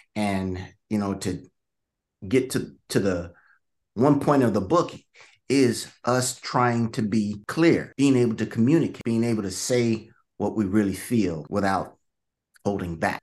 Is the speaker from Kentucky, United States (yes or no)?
no; Vallejo, California, United States; I grew up in, uh, some of you guys might may have heard of Vallejo, California